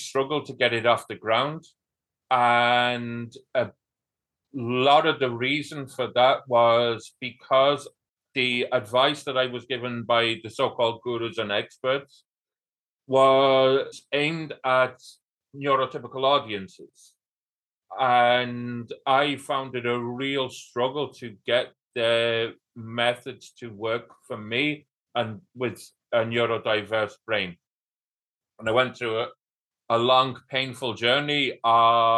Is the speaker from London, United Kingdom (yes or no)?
no; North Wales, United Kingdom; now in Kilkenny, Ireland; From North Wales, and I live in Southeast Ireland near a town called Kilkenny.